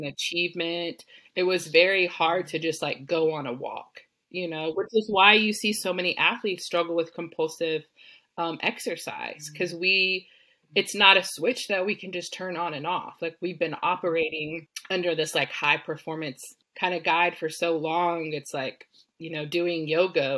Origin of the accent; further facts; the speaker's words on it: Texas, United States; I grew up in Texas